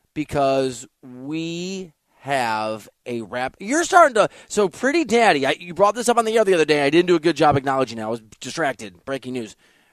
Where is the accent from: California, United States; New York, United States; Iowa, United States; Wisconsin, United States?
Iowa, United States; moved away; I'm from Iowa. What can I say? We say weird stuff there